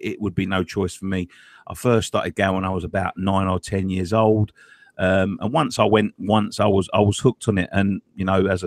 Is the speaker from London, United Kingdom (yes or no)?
yes; London, United Kingdom; I grew up in Newham